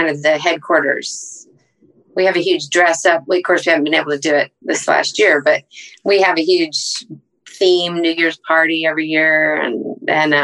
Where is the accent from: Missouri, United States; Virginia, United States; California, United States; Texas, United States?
Texas, United States; San Antonio; moved away as an adult; also born or lived in Los Angeles / North Carolina / Minnesota / Dallas; I consider San Antonio my hometown